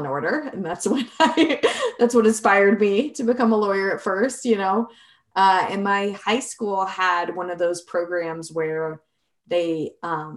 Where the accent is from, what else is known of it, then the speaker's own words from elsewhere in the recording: Arizona, United States; now in Colorado, United States; I'm originally from Arizona